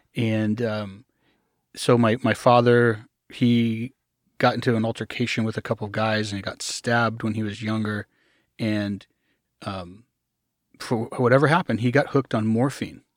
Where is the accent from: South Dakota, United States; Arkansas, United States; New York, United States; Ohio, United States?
Arkansas, United States; I grew up in a, I usually call it a commune first, a commune in Arkansas